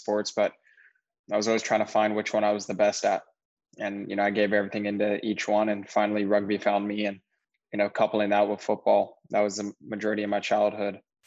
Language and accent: English; Sacramento, California, United States; Sacramento, my hometown, has a pretty decent size youth program